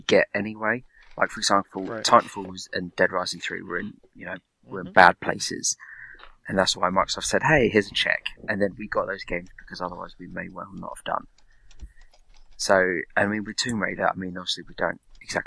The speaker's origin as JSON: {"language": "English", "region": "England", "country": "United Kingdom", "said": "I am the English guy"}